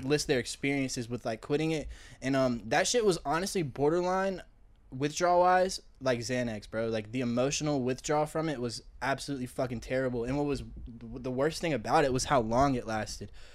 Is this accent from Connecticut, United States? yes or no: no; Columbia, South Carolina, United States; now in North Carolina, United States; I grew up in Columbia, South Carolina.